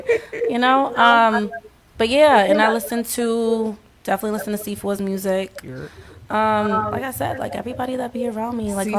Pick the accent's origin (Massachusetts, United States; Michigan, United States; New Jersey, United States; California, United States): New Jersey, United States; Newark; born there; now in Boston, United States; Newark, New Jersey.